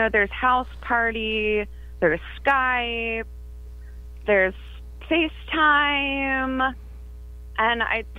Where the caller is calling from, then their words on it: Zanesville, Ohio, United States; I'm calling from Zanesville, Ohio.